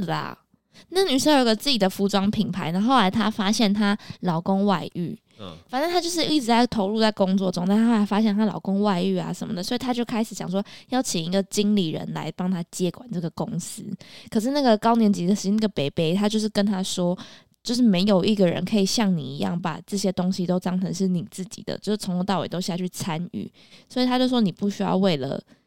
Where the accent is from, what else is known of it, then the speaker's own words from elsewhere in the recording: Taipei, Taiwan; now in Keelung, Taiwan; 我就是在台北长大，搬回基隆，可嗯。是又跟台北的生活很紧密